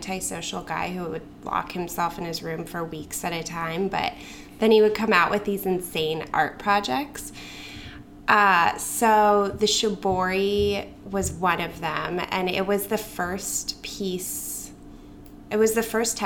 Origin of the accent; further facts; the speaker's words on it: Boulder, Colorado, United States; moved away; also born or lived in Brooklyn; I grew up in Boulder, Colorado